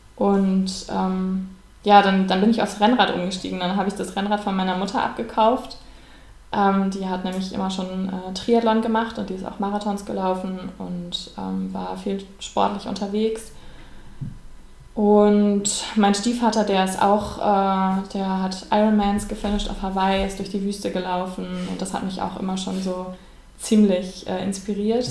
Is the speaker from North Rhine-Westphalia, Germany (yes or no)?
yes; Bonn, North Rhine-Westphalia, Germany; in Bonn, in meiner Heimatstadt